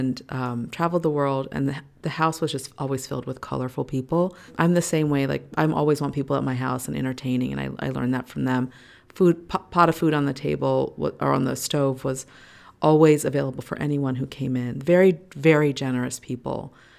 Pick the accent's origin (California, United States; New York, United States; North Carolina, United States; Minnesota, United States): California, United States; Los Angeles; I feel very fortunate that I grew up in Hollywood. I say Hollywood, it's actually Los Feliz